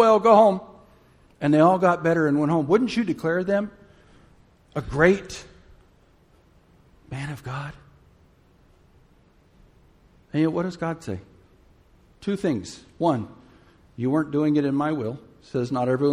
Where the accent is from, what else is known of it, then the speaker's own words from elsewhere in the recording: Gulf Coast, United States; I grew up in the Gulf Coast